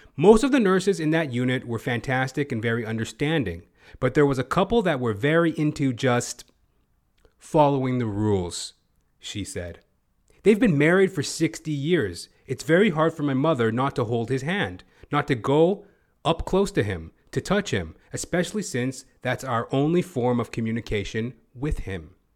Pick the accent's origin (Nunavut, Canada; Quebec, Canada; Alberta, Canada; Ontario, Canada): Alberta, Canada; Edmonton; moved away; My old stomping ground, by the by. I'm originally from Edmonton, Alberta.